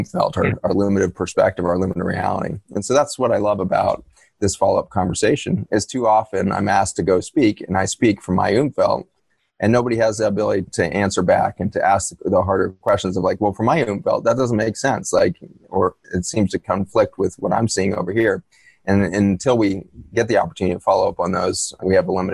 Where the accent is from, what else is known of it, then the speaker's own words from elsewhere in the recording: Boulder, Colorado, United States; Boulder, Colorado, where I was born.